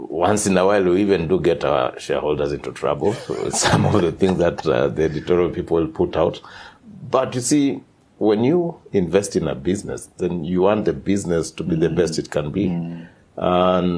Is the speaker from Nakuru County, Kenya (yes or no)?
yes; Nakuru, Nakuru County, Kenya; also born or lived in Zambia; I was born in Nakuru town, which is now has just achieved city status in Kenya